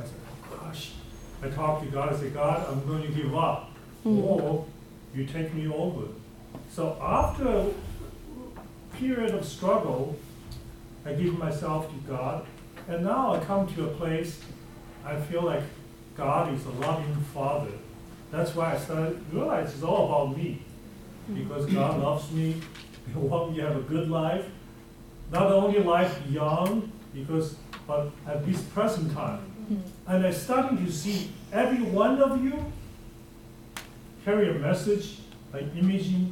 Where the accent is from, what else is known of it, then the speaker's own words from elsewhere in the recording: China; moved away as an adult; now in United States; I grew up in China